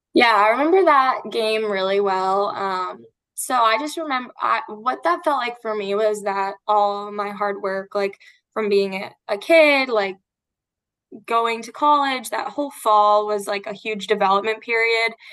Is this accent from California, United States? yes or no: no; Florida, United States; I'm from Florida and I stayed up in Boston